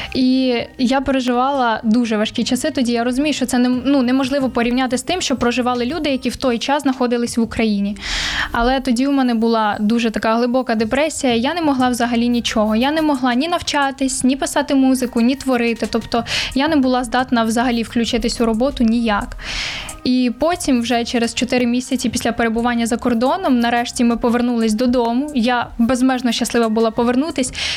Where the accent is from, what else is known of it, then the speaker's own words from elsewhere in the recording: Vinnytsia, Vinnytsia Oblast, Ukraine; Я сама з Вінниці, я Вінничанка